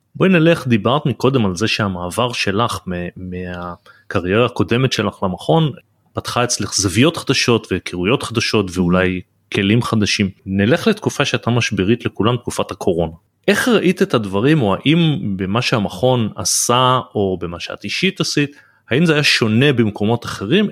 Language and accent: Hebrew; Israel; also born or lived in United States; אני חייתי תקופה בארצות הברית ששם אה, וגדלתי בישראל